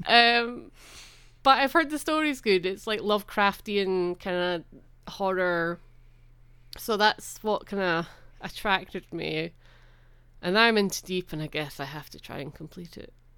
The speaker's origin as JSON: {"language": "English", "town": "Edinburgh", "region": "Scotland", "country": "United Kingdom", "tie": "born or raised there", "said": "I grew up in Edinburgh"}